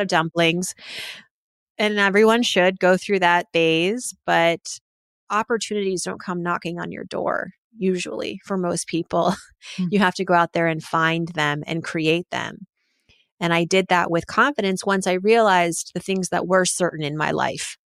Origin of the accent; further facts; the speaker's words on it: Massachusetts, United States; middle school and elementary school, where I lived in Massachusetts